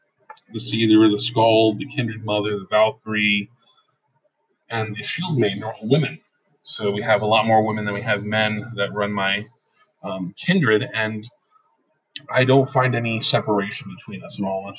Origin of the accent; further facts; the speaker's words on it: Pennsylvania, United States; I'm originally from Pennsylvania, and we're used to saying use guys or, you know, things of that nature instead of you all or things like that, or yins.